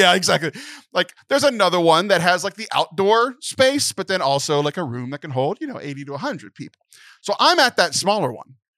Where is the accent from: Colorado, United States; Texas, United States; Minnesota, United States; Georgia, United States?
Texas, United States; born or raised there